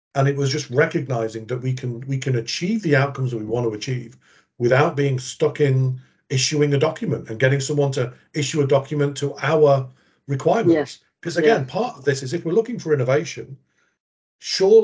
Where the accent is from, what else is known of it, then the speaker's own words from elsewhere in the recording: England, United Kingdom; moved away as an adult; also born or lived in United States; now in Australia; growing up in England and starting my procurement career in England